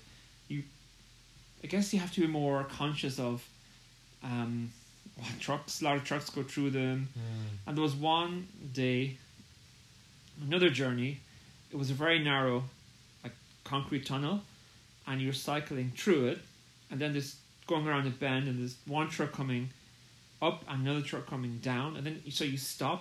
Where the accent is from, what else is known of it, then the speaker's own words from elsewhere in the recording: Ireland; I'm from Ireland